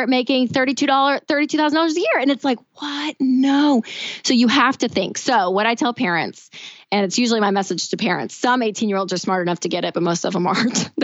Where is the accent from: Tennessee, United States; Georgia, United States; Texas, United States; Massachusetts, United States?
Tennessee, United States; I'm from Tennessee. I went to the University of Tennessee.